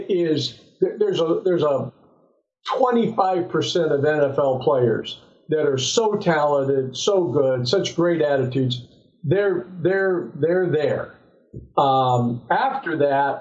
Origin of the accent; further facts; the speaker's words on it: Southern California, United States; I'm born and raised in Southern California